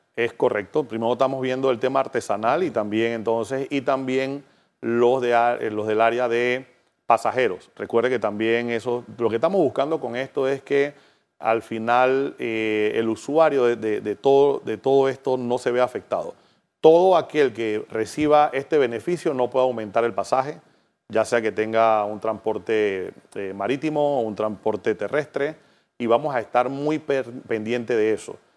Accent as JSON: {"language": "Spanish", "country": "Panama", "said": "nosotros como panameños"}